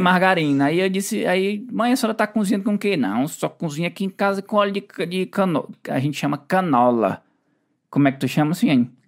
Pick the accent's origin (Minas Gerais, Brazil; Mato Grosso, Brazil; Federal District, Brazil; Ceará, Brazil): Ceará, Brazil; moved away; a gente, na nossa infância, a gente lá no Ceará morava pertinho